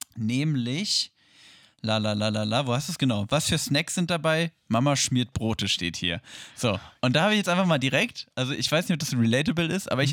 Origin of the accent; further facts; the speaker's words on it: Hanover, Lower Saxony, Germany; bei uns in Hannover